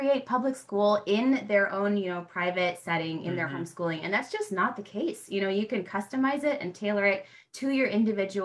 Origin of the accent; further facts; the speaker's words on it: United States; I'm American